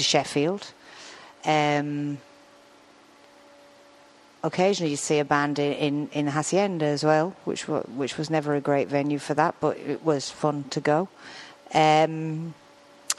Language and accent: English; Arklow, Leinster, Ireland; moved away; also born or lived in Manchester; Arklow, which is where I'm from